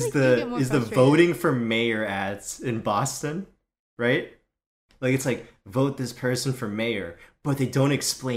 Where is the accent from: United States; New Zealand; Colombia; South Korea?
South Korea; especially from growing up in Korea and spending mm-hmm. summers there, where, like, there's mosquitoes everywhere